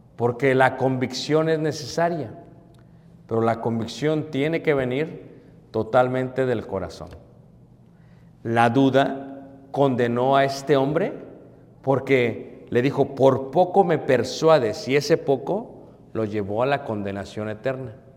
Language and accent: Spanish; Mexico City, Mexico; Crecí en Ciudad de México